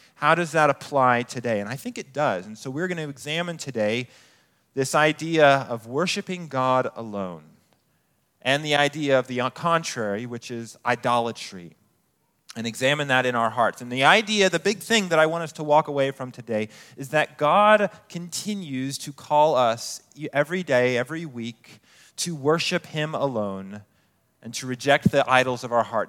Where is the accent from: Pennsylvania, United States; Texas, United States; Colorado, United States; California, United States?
Colorado, United States; Colorado Springs; moved away as an adult; I grew up in Colorado Springs